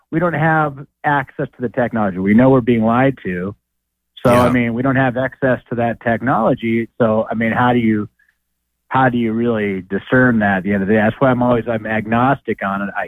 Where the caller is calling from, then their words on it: Idaho, United States; Yeah, hi, uh … from Idaho.